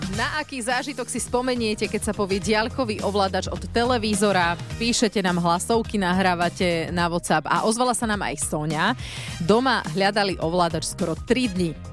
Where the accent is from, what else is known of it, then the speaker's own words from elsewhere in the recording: Trnava, Trnava Region, Slovakia; Obaja sme z Trnavy